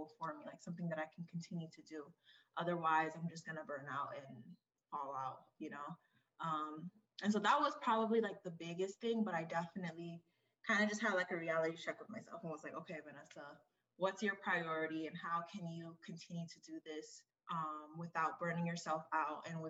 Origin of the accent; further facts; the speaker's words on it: Kissimmee, Florida, United States; now in Washington, D.C., United States; I'm originally from Florida, Kissimmee, Florida, but I reside in DC right now